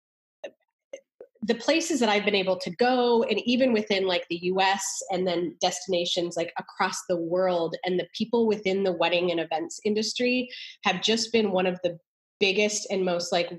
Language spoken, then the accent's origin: English; Canada; moved away as an adult; also born or lived in New York; now in Austin, United States; I went to school for architecture at McGill University in Canada. So I'm Canadian.